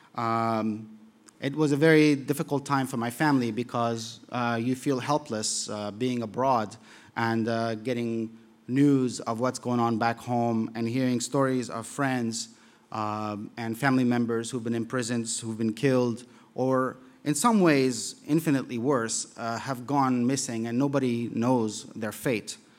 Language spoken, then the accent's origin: English; Kabul, Afghanistan; moved away; also born or lived in Europe; growing up in Kabul in the seventies